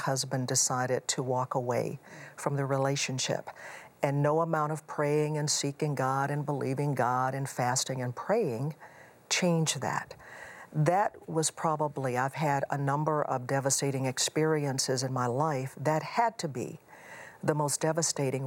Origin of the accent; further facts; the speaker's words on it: Houston, Texas, United States; moved away; also born or lived in Chicago area; I grew up in Houston